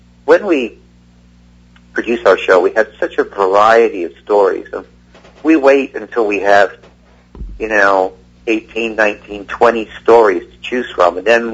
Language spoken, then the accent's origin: English; Toronto, Ontario, Canada; moved away; also born or lived in England; I grew up in Toronto, Canada. I was born in England. I grew up in Toronto, Canada